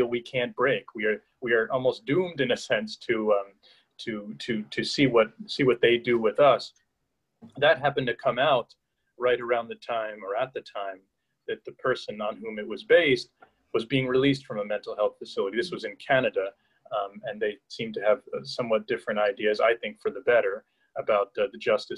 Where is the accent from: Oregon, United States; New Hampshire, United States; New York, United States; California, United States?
New York, United States; Hudson Valley; I grew up in the Hudson Valley of New York State.